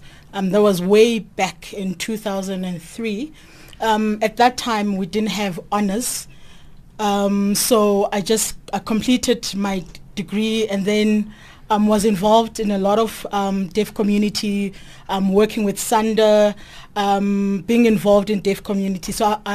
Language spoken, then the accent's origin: English; Naledi, South Africa; I'm from Naledi.